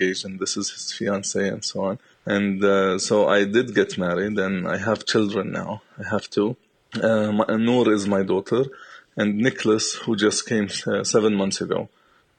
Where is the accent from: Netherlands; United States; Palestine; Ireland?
Palestine; Bethlehem; also born or lived in Jerusalem; I was born in Jerusalem. But then I was raised in Bethlehem